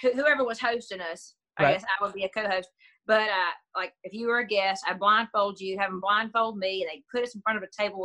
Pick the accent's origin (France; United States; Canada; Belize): United States; East Coast; where I grew up on the East Coast